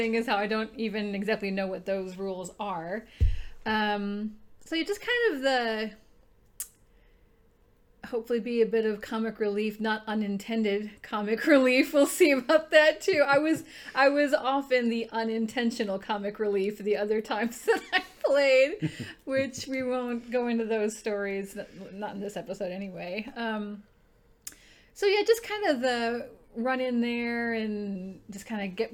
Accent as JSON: {"language": "English", "region": "Midwest", "country": "United States", "tie": "born or raised there", "said": "I grew up in the Midwest, so get ready for a lot of nasal tones and accents"}